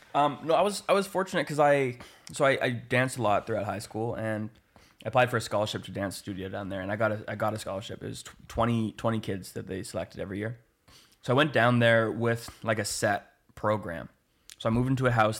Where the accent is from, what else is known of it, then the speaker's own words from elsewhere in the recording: Oliver, British Columbia, Canada; also born or lived in Penticton; I grew up in, in Oliver. Um, I was born in Penticton and then we moved to Oliver when I was like two, I think